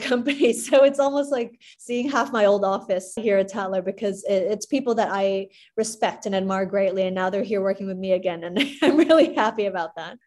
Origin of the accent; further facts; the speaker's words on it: Hong Kong; I was born and raised in Hong Kong